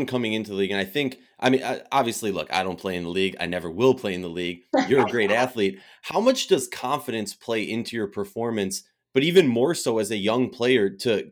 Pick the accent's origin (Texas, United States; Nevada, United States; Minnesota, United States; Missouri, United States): Minnesota, United States; moved away; I'm originally from Minnesota, so my whole family was super hyped